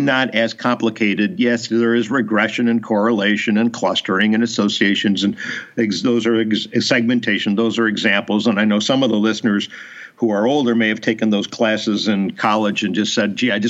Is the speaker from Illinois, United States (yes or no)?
yes; Chicago, Illinois, United States; I was raised in Chicago